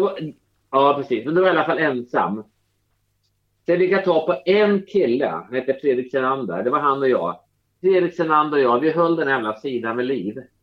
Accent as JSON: {"language": "Swedish", "town": "Norrköping", "region": "Östergötland", "country": "Sweden", "tie": "born or raised there", "moved": "as an adult", "lives_now": "Stockholm, Sweden", "said": "hela min uppväxt i Norrköping"}